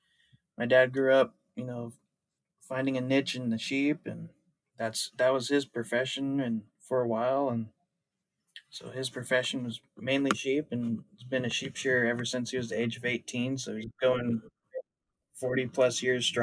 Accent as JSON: {"language": "English", "region": "California", "country": "United States", "said": "I'm a second generation here in the western part of this world in the United States, out in California"}